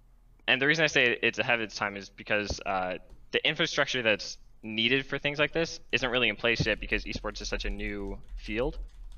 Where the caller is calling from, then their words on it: Rochester, New York, United States; Hey, I'm calling from Rochester, New York.